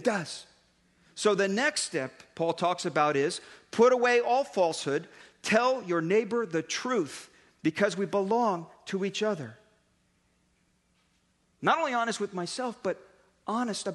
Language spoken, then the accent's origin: English; Daly City, California, United States; I grew up in Daly City